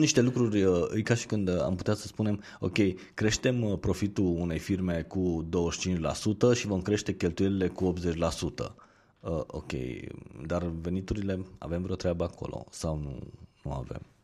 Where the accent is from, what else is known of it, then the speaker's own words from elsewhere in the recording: Romania; noi ca și români